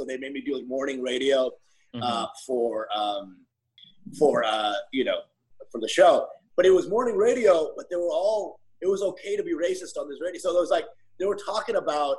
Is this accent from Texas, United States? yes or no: yes; Plano, Texas, United States; also born or lived in Canada / Monmouth Junction, New Jersey; I was born in Canada. I grew up in Jersey for a little bit, Monmouth Junction. So 5 years. And then I grew up in Dallas, Texas, Plano, Texas, really, for like most of my life